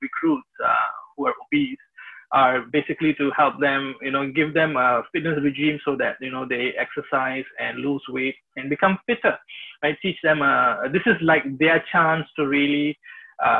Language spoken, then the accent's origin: English; India; moved away; I'm from India, originally